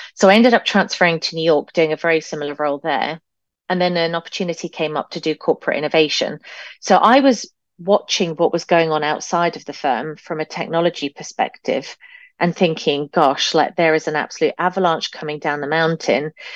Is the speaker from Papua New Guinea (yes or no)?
no; United Kingdom; now in Canada; being British